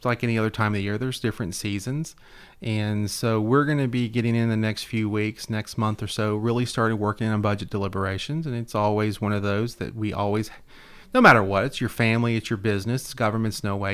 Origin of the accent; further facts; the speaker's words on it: Hendersonville, Tennessee, United States; my hometown